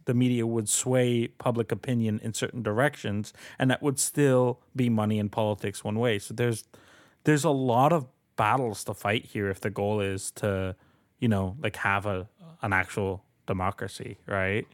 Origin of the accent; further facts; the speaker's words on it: Colombia; now in Canada; I'm an immigrant. I, I'm a citizen, but I am an immigrant. Uh, I was born in Colombia.